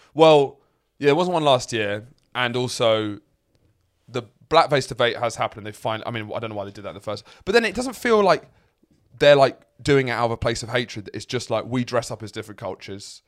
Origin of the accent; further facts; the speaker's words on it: Lewes, South East England, United Kingdom; moved away; my hometown, I come from Lewes